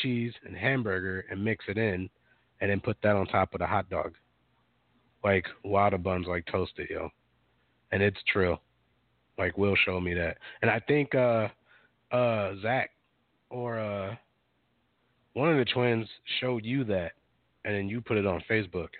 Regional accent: Minneapolis, Minnesota, United States; I grew up in Minneapolis

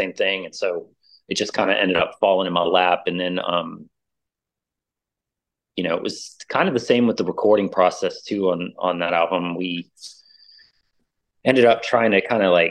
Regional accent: New Orleans, Louisiana, United States; now in Austin, United States; I'm originally from New Orleans. I came over to Texas.

